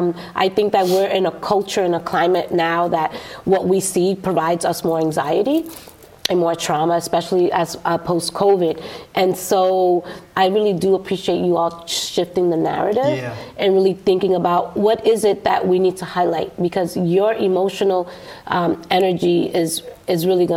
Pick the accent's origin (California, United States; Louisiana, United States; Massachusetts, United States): Massachusetts, United States; Boston; So I grew up in Dorchester.